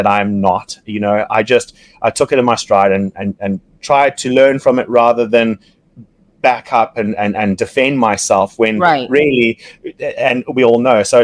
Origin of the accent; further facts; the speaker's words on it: Zimbabwe; from Zimbabwe